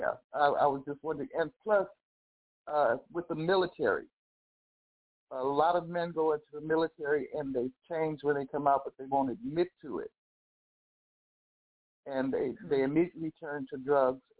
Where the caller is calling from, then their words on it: Los Angeles, California, United States; I'm calling from Los Angeles